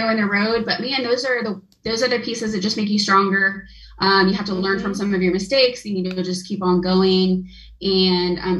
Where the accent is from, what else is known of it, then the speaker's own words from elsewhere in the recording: Wichita, Kansas, United States; I am born and raised in Wichita